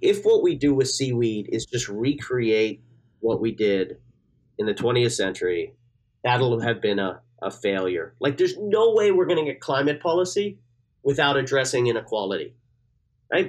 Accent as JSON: {"language": "English", "region": "Newfoundland and Labrador", "country": "Canada", "moved": "yes", "said": "I'm from Newfoundland originally"}